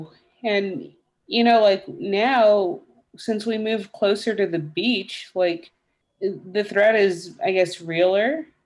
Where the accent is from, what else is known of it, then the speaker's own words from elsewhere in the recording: Texas, United States; now in Florida, United States; I'm still a Texan.